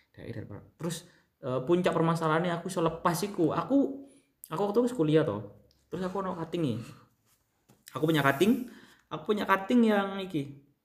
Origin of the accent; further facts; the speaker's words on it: Banyuwangi, East Java, Indonesia; beberapa yang tahu aku anak Banyuwangi